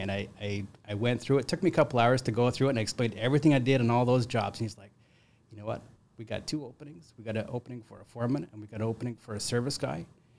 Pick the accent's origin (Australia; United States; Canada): Canada; British Columbia; now in Ontario, Canada; So I grew up in Northern BC, and my dad was in construction.